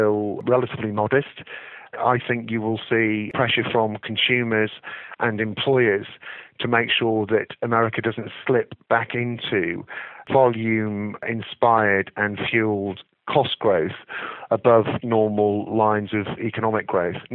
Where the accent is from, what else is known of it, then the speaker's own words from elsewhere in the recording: England, United Kingdom; as an Englishman